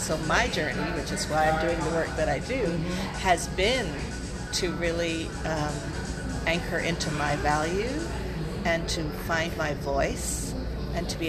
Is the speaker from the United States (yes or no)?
no; Barbados; growing up in Barbados in the West Indies